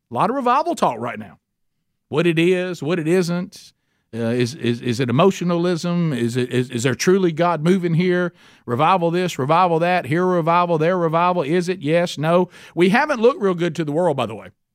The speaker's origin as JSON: {"language": "English", "town": "Oxford", "region": "Alabama", "country": "United States", "tie": "born or raised there", "said": "in Oxford, Alabama, my hometown"}